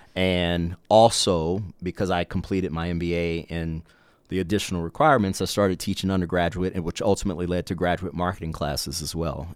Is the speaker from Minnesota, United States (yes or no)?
no; Mississippi Gulf Coast, United States; growing up in South Mississippi, uh, on the Mississippi Gulf Coast